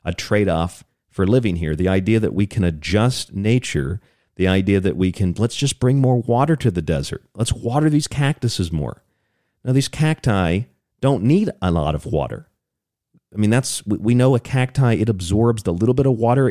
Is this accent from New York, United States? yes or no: no; St. Petersburg, Florida, United States; I grew up in Florida, and I had probably a dozen or so experiences with hurricanes. And, you know, the rest of the country watches as these hurricanes strike Florida. That's where I was in St. Petersburg, Florida